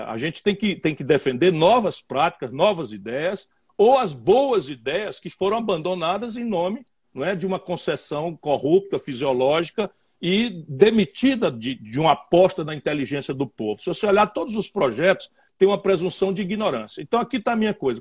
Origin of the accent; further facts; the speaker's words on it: Northeast Brazil, Brazil; also born or lived in Ceará; eu sou nordestino